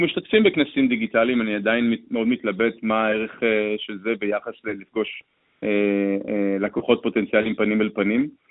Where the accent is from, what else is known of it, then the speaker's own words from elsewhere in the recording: Israel; בתור יזמים ישראלים